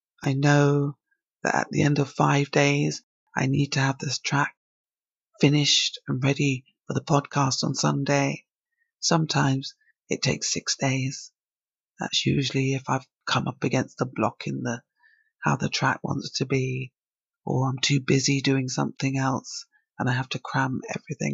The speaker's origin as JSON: {"language": "English", "region": "England", "country": "United Kingdom", "tie": "born or raised there", "also_born_or_lived": "Barbados", "said": "I was born in England, but I went to school, secondary school over there for a few years"}